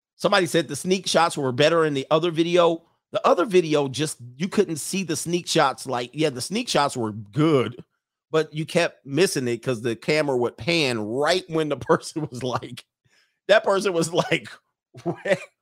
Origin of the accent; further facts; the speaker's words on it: California, United States; I'm from California